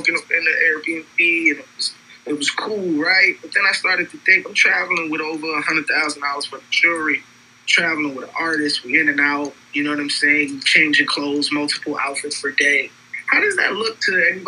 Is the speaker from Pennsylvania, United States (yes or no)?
no; New York City, New York, United States; I'm from Brooklyn. I'm from New York